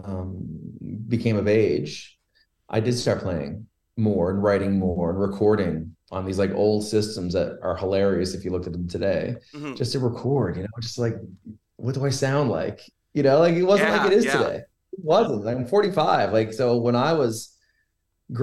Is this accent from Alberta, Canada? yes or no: no; Logy Bay, Newfoundland and Labrador, Canada; I grew up in Logie Bay, which was the end of a dirt road when I was a kid.